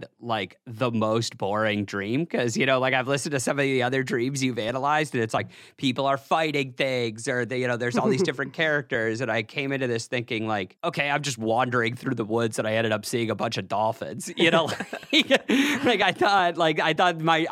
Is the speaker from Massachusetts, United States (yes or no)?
yes; Massachusetts, United States; also born or lived in Portland, Oregon; I grew up here in Massachusetts.